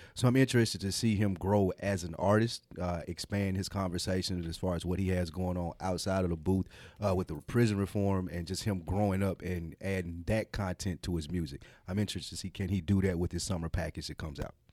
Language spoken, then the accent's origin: English; Nashville, Tennessee, United States; we're from Nashville